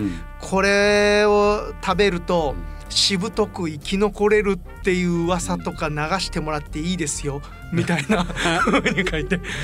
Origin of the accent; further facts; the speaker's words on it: Asakura, Fukuoka, Japan; accent: Asakura dialect; 最初から朝 倉弁でなまっておりました